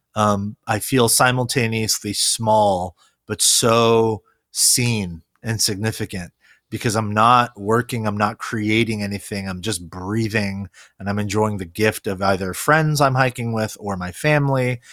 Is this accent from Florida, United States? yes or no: no; California, United States; first language Korean; English is a second language; also born or lived in Korea; I actually was born in Korea, uh, and moved here to, um, California when I was four.